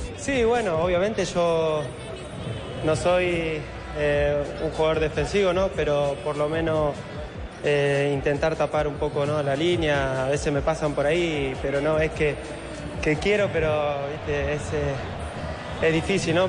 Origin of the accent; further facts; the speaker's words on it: Argentina; somos argentinos